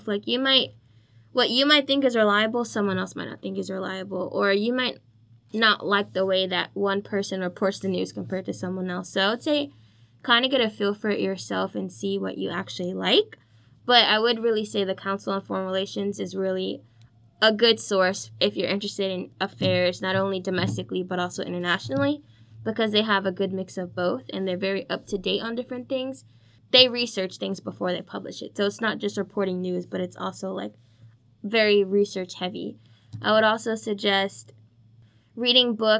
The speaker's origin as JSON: {"language": "English", "town": "New York City", "region": "New York", "country": "United States", "tie": "born or raised there", "said": "I'm a New York native, so I'm from the Bronx, New York"}